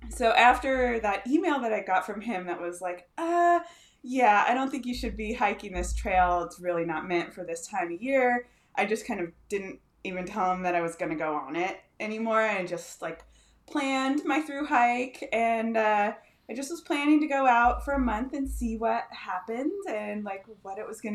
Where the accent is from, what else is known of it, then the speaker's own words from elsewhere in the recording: Northern California, United States; now in Bend, United States; I grew up in Northern California.